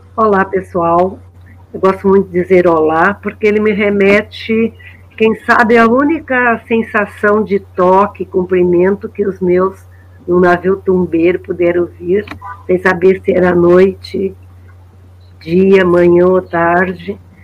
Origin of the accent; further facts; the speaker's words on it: Brazil; quando viemos para a Cidade Baixa, quando aqui, eu nasci aqui, na Santa Casa